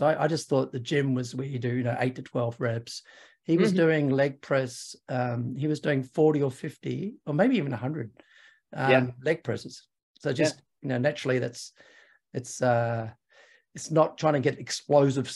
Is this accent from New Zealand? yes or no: yes; New Zealand; I'm actually a New Zealander